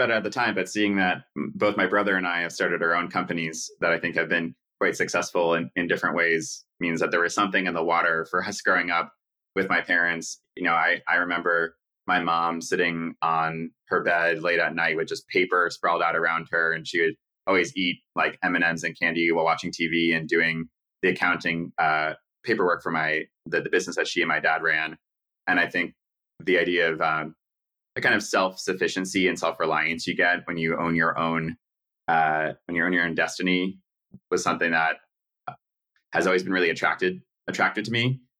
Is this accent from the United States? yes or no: yes; New York City, New York, United States; I guess I'm a stereotype of a New Yorker in that my parents are also from New York. We are Jewish.